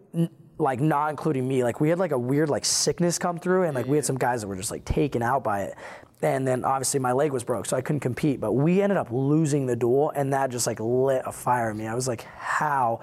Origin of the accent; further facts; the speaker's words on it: Iowa, United States; I was born in Iowa